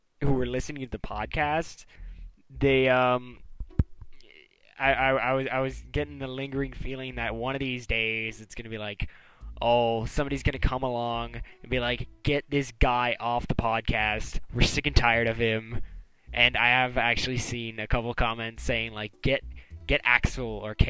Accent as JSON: {"language": "English", "country": "Canada", "said": "I'm Canadian"}